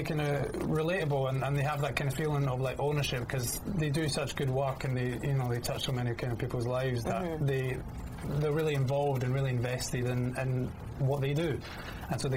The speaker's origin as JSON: {"language": "English", "country": "United Kingdom", "also_born_or_lived": "Scotland", "lives_now": "London, United Kingdom", "said": "being British"}